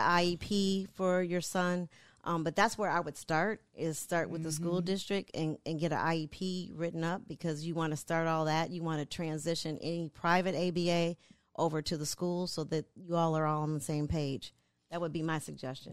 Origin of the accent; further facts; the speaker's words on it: Michigan, United States; moved away; I'm from Michigan originally